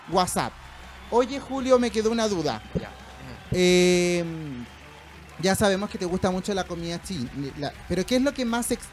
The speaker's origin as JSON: {"language": "Spanish", "country": "Chile", "said": "yo que soy chileno no me gusta la cazuela"}